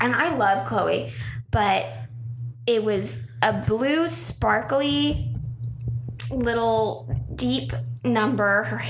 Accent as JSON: {"language": "English", "town": "San Jose", "region": "California", "country": "United States", "tie": "born or raised there", "said": "my hometown, San Jose."}